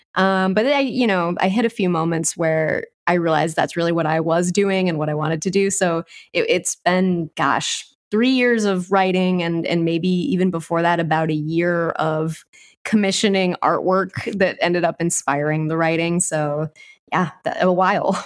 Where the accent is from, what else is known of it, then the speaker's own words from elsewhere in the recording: Southern Wisconsin, United States; I grew up in Southern Wisconsin around people who played a lot of old school D and D